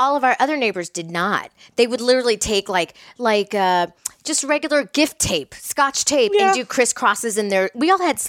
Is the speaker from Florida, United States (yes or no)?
yes; Miami, Florida, United States; moved away; Because I'm from Miami.